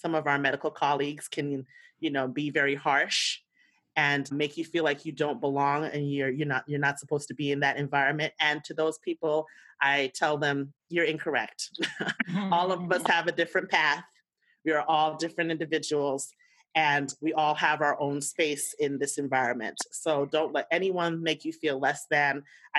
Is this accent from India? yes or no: no; U.S. Virgin Islands; now in United States; My story is a mountain. I'm originally from the Virgin Islands. And those who are not U.S. born understand the code switch.